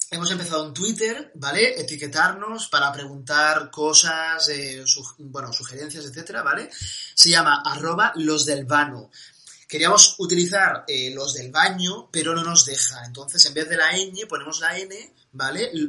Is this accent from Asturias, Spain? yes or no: yes; Asturias, Spain; Además, yo soy asturiano